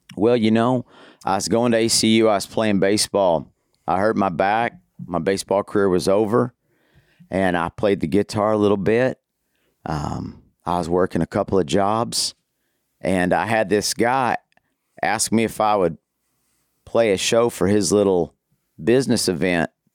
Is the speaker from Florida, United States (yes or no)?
no; Amarillo, Texas, United States; now in Abilene, United States; I was, uh, born and raised in Amarillo up in the Panhandle